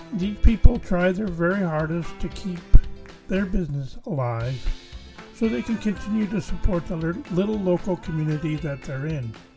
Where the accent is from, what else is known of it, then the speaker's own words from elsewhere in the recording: Canada; as a Canadian